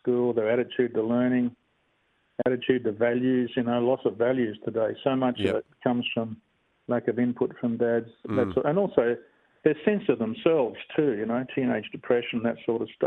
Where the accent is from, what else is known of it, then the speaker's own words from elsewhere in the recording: Bassendean, Western Australia, Australia; I'm a real typical Aussie kid, really. I grew up in Bassendean